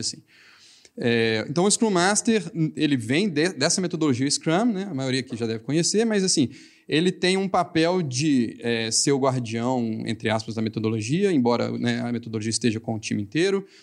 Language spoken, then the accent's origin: Portuguese; Minas Gerais, Brazil; accent: mineiro; meu sotaque mineiro